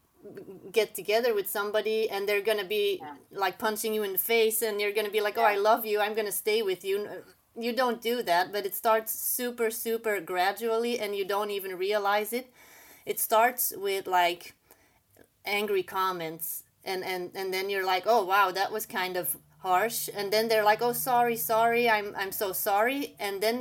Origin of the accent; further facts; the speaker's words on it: Belgium; English is a second language; moved away as an adult; also born or lived in Bahrain; I am originally from Belgium, but then I lived in the Middle East for a little bit.